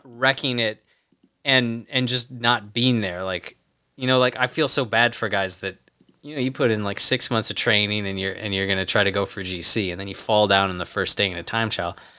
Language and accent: English; United States; as an American